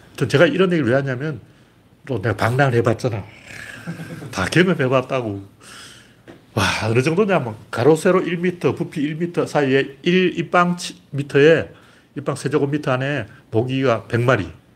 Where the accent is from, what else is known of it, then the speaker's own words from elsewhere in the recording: South Korea; 우리 한국인은